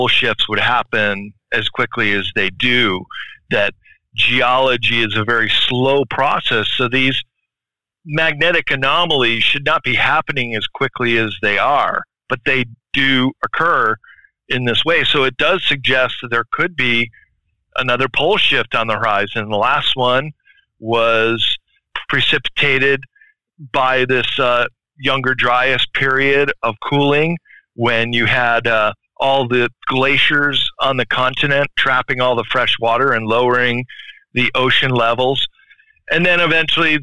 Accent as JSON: {"language": "English", "region": "Midwest", "country": "United States", "tie": "born or raised there", "said": "mostly in the Midwest, where I grew up in Wisconsin, Illinois, mostly Ohio"}